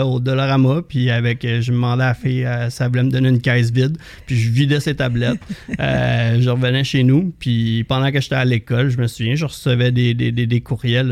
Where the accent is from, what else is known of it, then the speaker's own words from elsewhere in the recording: Saint-Hippolyte, Quebec, Canada; je viens de Saint-Hippolyte, au lac Candelé. j'ai grandi, j'ai eu la chance de grandir sur le bord de l'eau